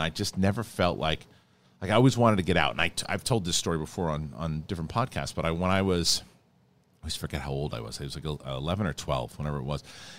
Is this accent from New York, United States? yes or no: yes; New York City, New York, United States; now in California, United States; I would definitely identify with being a New Yorker and that kind of pace